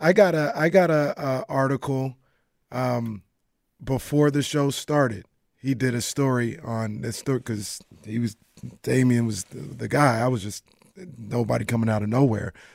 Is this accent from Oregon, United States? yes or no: no; Sacramento, California, United States; I'm from South Sacramento